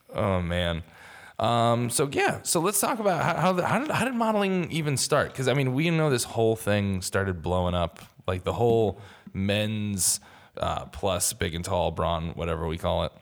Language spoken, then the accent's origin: English; New York City, New York, United States; being a New Yorker